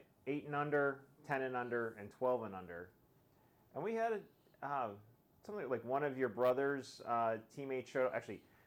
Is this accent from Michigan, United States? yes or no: yes; Michigan, United States; I was born in Michigan.